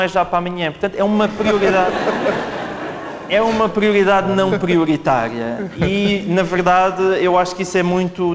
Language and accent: Portuguese; Alentejo, Portugal; sou do Alentejo